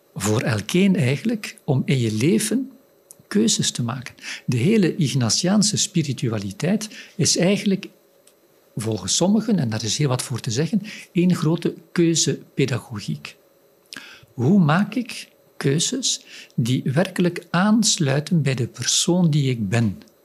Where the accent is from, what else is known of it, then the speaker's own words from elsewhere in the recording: Flanders, Belgium; ik uit Vlaanderen kom